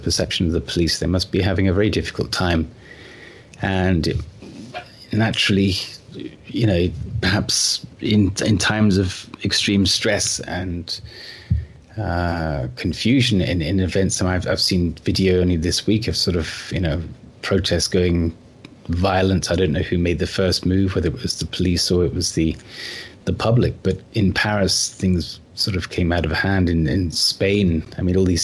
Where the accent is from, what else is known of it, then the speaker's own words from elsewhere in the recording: United Kingdom; I grew up in the United Kingdom